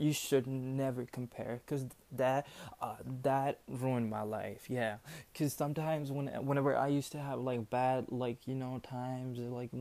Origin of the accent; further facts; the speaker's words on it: New Delhi, Delhi, India; I'm from India, New Delhi